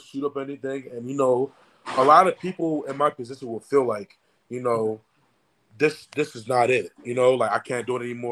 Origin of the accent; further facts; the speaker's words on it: Nigeria; now in Tallahassee, United States; I'm Nigerian